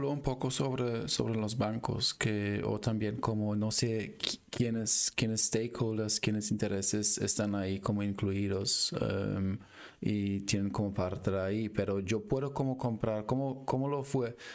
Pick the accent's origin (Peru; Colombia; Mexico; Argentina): Peru; now in United States; yo soy originalmente de Perú